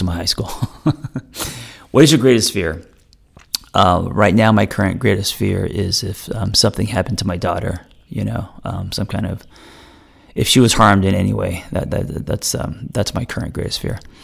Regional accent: Los Angeles, California, United States; I grew up in Los Angeles

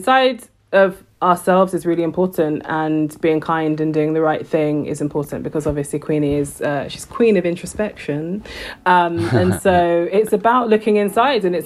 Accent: United Kingdom; I'm a British, that like, I live in Britain

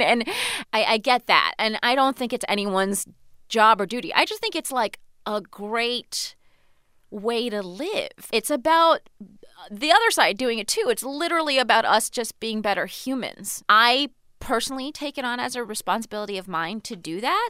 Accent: United States; also born or lived in Virginia / Iran (ancestry); I was actually born here. We lived in Virginia, you know, when I was a baby.

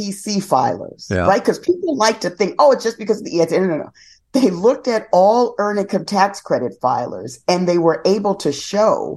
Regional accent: New York City, New York, United States; I grew up in the South Bronx

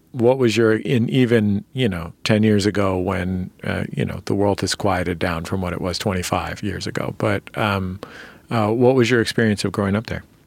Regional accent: San Francisco, California, United States; I'm from San Francisco.

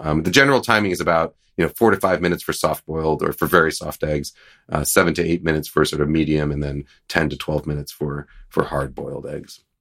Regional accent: East Coast, United States; moved away; I grew up in the East Coast, so I called it Hellmann's

